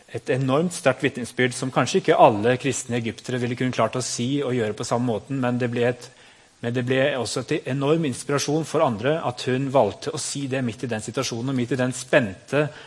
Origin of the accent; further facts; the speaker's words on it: Norway; vi som nordmenn